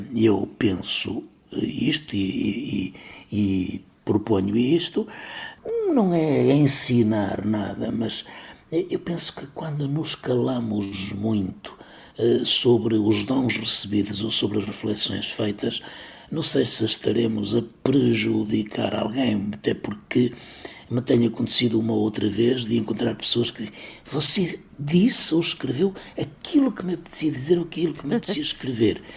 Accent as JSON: {"language": "Portuguese", "area": "Cávado basin", "region": "Braga", "country": "Portugal", "tie": "born or raised there", "said": "o ribeiro da minha terra, eh, se junta ao homem o homem se junta ao cávado"}